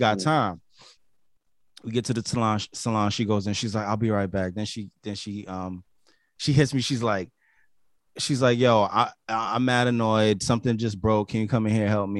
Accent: New York, United States; accent: New York; this is my New York accent, okay? It's my New York accent

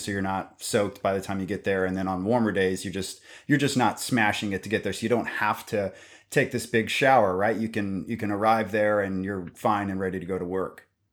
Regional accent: Kansas, United States; I'm also from Kansas

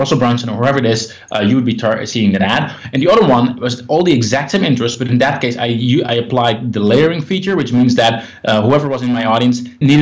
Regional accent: Netherlands; I'm from the Netherlands

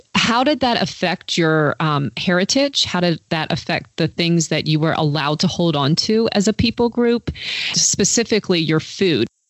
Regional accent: United States; as an American

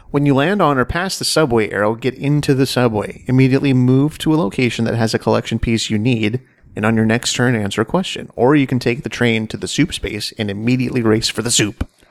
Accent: Washington, United States; I was born in Washington State.

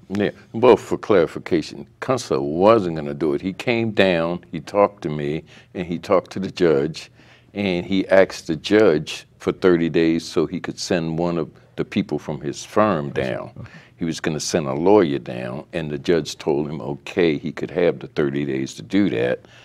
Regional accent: Baltimore, Maryland, United States; I had been a, a, youth in West Baltimore uh, up until like the uh, the mid 50s

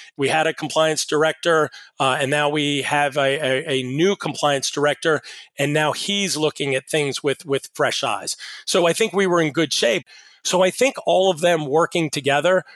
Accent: Pittsburgh, Pennsylvania, United States; I'm from Pittsburgh

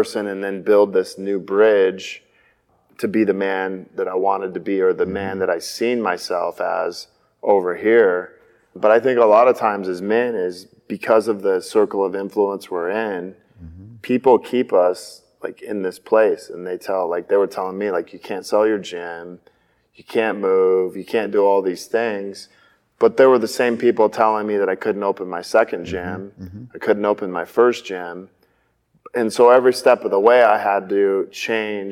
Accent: Spokane, Washington, United States; moved away as an adult; also born or lived in Gig Harbor, Washington; I grew up in Spokane, Washington, which was on the other side of the state

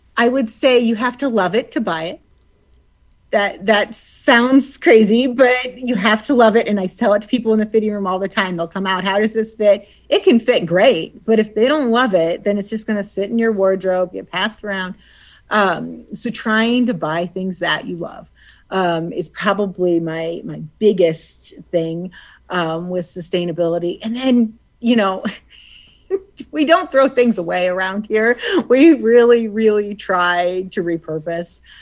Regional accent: Suffield, Ohio, United States; I grew up in Suffield, and my parents grew up in like Randolph Atwater area, so Portage County, but really just over the line to Hartville.

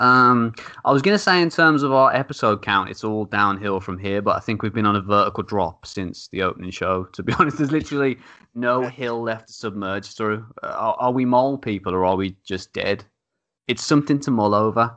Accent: United Kingdom; We're British

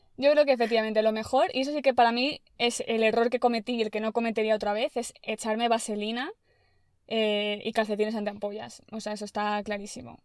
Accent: Spain; nosotras somos bien españolas

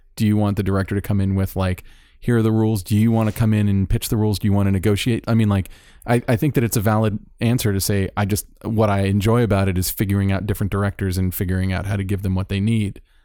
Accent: Florida, United States; moved away; I'm from Florida

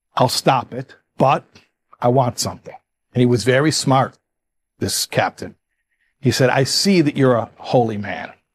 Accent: Chicago, Illinois, United States; moved away; also born or lived in New York; I'm from Chicago. I say covenant

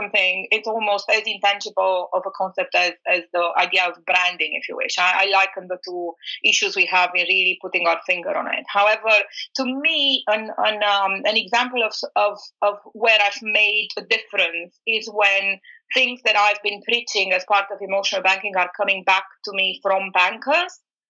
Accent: Bucharest, Romania; also born or lived in New York, United States; I was born in Bucharest. I was raised in between New York and Bucharest.

